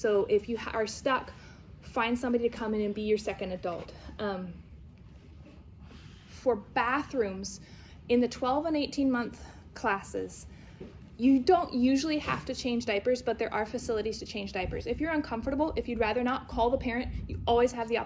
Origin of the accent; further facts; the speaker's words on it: New Zealand; now in Pennsylvania, United States; I grew up in New Zealand